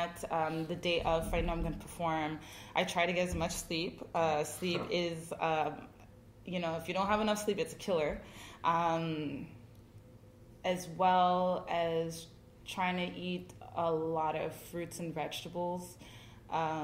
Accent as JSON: {"language": "English", "town": "Montreal", "region": "Quebec", "country": "Canada", "tie": "born or raised there", "said": "I was born in Montreal."}